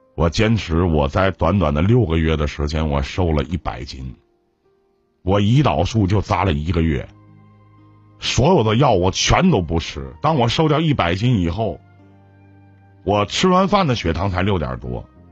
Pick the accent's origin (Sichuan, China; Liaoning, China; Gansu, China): Liaoning, China; Jinzhou; now in Shenyang, China; 我从小是在锦州长大的啊，在劳保小学哎后边的那个劳保小学，辽宁安一纪念馆，劳保小学那儿